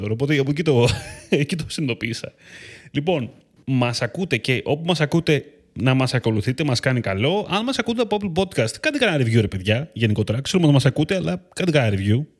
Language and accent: Greek; Eleochoria, Central Macedonia, Greece; Νομίζω ότι είναι αυτό που λένε στο χωριό μου, στα λεωχώρια Χαλκιδική.